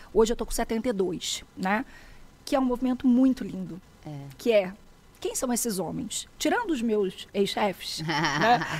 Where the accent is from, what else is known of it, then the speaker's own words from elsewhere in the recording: Rio de Janeiro, Brazil; moved away as an adult; also born or lived in southern Brazil; Eu sou carioca